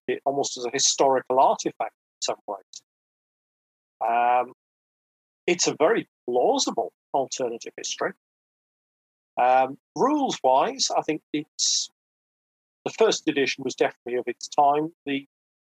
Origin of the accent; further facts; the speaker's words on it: Wales, United Kingdom; Being Welsh myself rather than English, I always describe myself as Welsh first and British second